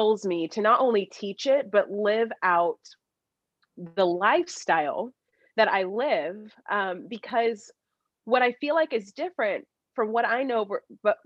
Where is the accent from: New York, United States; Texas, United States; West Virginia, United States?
Texas, United States; Dallas; I'm from Dallas, Texas